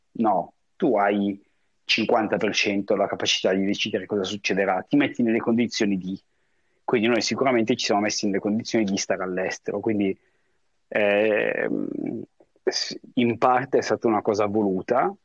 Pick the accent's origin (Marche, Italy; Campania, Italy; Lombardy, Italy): Lombardy, Italy; Como; moved away as an adult; also born or lived in Paris, France / New York, United States / Hong Kong; now in Miami, United States; sono sul lago di Como, che è anche il posto dove io sono nato e cresciuto